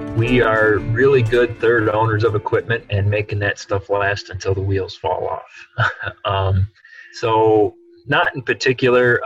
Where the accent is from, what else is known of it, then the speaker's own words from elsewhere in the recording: Clare, Illinois, United States; I'm from Clare, Illinois, north central Illinois